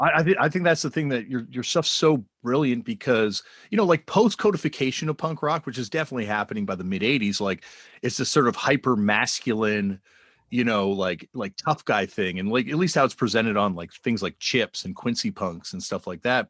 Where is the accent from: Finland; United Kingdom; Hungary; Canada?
Canada; I'm from Canada